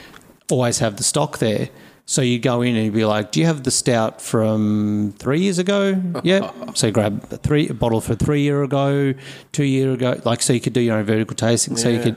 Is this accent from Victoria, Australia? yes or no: yes; Melbourne, Victoria, Australia; also born or lived in Adelaide; I lived in Melbourne pretty much all my life, though my grandfather had bought some hotel rooms and stuff in Surfers, so in Gold Coast.